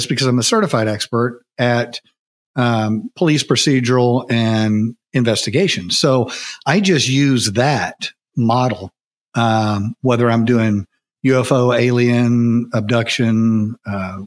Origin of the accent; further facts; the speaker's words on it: United States; growing up in America, you're probably raised in some sort of Christian environment